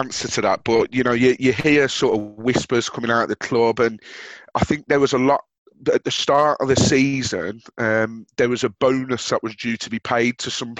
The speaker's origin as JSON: {"language": "English", "town": "Birmingham", "region": "West Midlands", "country": "United Kingdom", "tie": "born or raised there", "moved": "yes", "lives_now": "Nottinghamshire, United Kingdom", "said": "I had the unfortunate experience of growing up in Birmingham as a Watford fan"}